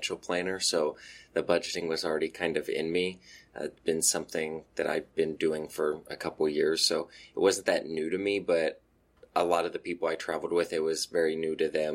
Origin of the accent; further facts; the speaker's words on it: United States; I was from America